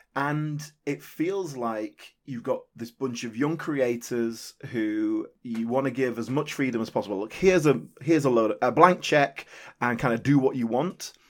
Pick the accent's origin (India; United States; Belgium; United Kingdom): United Kingdom; as a British viewer